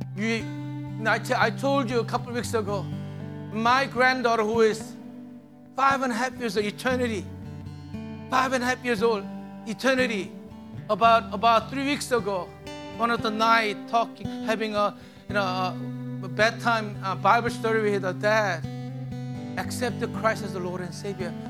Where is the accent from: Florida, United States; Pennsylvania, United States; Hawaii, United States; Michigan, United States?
Hawaii, United States; moved away; I'm from Hawaii.